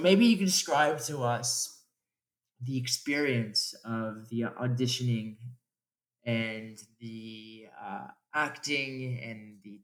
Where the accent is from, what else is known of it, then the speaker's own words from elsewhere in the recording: Los Angeles, California, United States; also born or lived in Orange County, California; I've always lived in LA. I grew up in the Valley, and then I moved down to Orange County for school. And then now I moved up to an apartment in the Pico Robertson area.